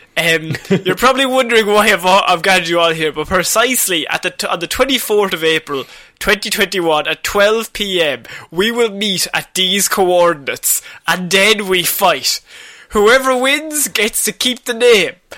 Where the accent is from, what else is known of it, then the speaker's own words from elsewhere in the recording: Ireland; as the Irish people